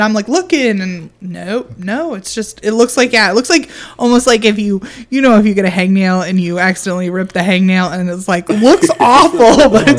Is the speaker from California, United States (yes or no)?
no; Illinois, United States; I mean, we're from Illinois. We don't live in Chicago.